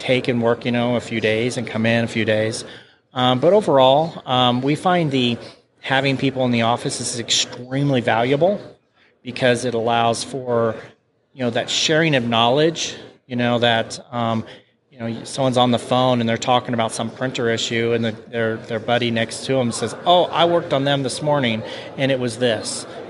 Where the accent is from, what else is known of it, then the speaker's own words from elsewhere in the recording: Kansas City, United States; we're from Kansas City